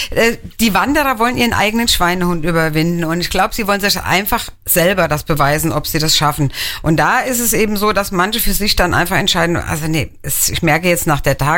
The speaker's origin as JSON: {"language": "German", "town": "Hennweiler", "region": "Rhineland-Palatinate", "country": "Germany", "said": "Ich bin selber auch aus Hennweiler."}